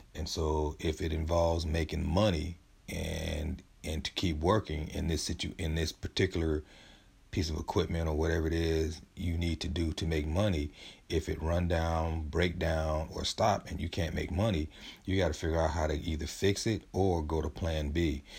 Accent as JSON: {"language": "English", "town": "San Diego", "region": "California", "country": "United States", "tie": "born or raised there", "said": "I'm from San Diego, where we have a five or six Heisman Trophy winners, and, and I grew up not too far from Lincoln High"}